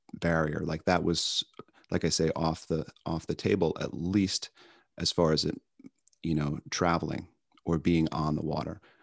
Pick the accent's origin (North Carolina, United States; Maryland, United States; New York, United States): New York, United States; Long Island; now in Chicago, United States; I grew up on Long Island, on the canal system on Long Island